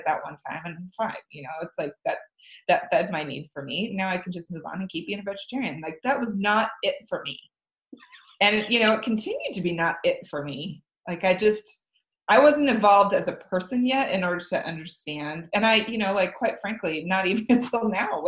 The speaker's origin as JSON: {"language": "English", "region": "Midwest", "country": "United States", "tie": "born or raised there", "also_born_or_lived": "Lawrence, Kansas / Denver / San Francisco", "moved": "as an adult", "lives_now": "Guemes Island, United States", "said": "growing up in the Midwest"}